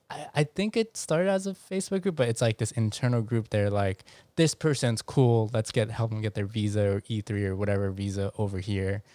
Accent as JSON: {"language": "English", "region": "New York", "country": "United States", "said": "I'm very New Yorkian"}